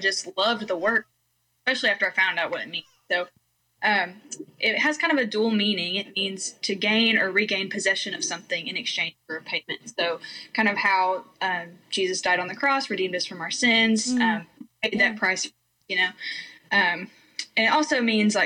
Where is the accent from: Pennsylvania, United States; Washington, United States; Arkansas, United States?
Arkansas, United States; also born or lived in Georgia, United States; I moved from Georgia to Arkansas when I was 10 years old.